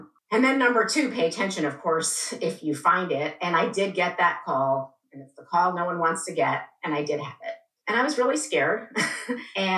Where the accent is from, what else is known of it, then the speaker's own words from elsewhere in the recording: Iran; moved away; also born or lived in England; I was born in England, but I grew up in Iran. My parents are both Iranian